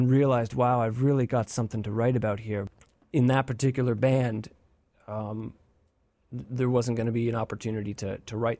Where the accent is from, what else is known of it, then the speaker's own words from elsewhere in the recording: Eastern Canada, Canada; now in United States; I'm from Canada, Eastern Canada.